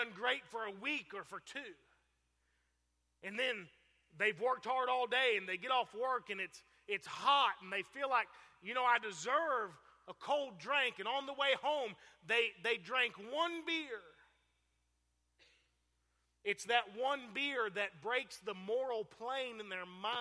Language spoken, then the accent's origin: English; Fort Pierce, Florida, United States; I grew up in Fort Pierce, Florida, same place that Preacher Malcolm is from